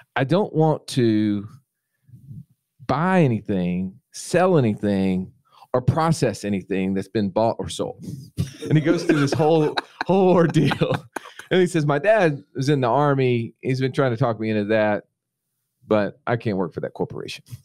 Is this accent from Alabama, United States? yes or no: yes; Montgomery, Alabama, United States; also born or lived in Phenix City, Alabama; my hometown, Montgomery, Alabama